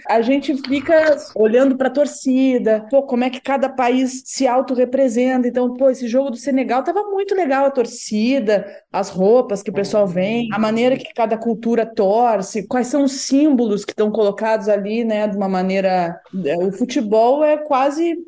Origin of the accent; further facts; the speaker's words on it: Rio Grande do Sul, Brazil; accent: gaúcho; eu tenho um sotaque muito carregado